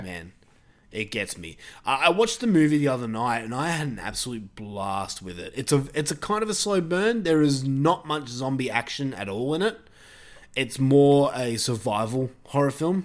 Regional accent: Australia; accent: Australian; my Australian accent

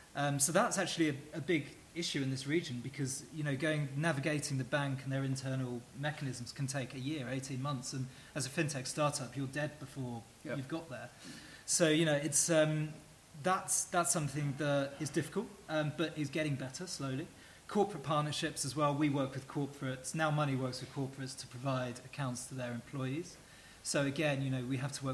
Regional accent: England, United Kingdom; now in United Arab Emirates; me as an English person

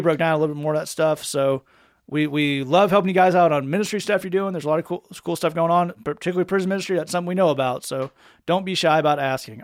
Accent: Tennessee, United States; I'm from Tennessee.

